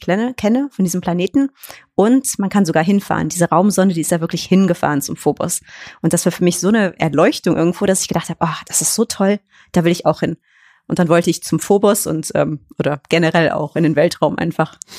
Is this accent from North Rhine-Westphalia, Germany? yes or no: yes; Cologne, North Rhine-Westphalia, Germany; ich komme ja aus Köln